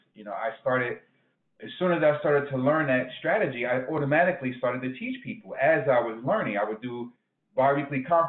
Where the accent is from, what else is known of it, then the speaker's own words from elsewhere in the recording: Newark, New Jersey, United States; I'm from Newark, New Jersey originally.